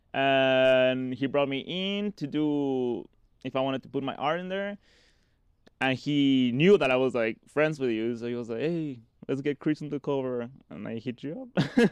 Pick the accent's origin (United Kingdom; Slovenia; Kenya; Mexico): Mexico; Cabo San Lucas, Baja California Sur; also born or lived in Tultitlán, State of Mexico / Maryland; now in Denver, United States; they moved when I was six to Cabo San Lucas, Mexico